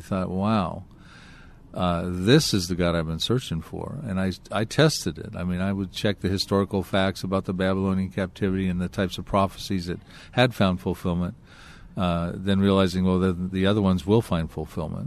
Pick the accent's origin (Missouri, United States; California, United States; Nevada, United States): California, United States; Anaheim; also born or lived in Long Beach, California / Hawaii / Big Bear Lake, California; I was born in Long Beach, California, and I lived in Anaheim, California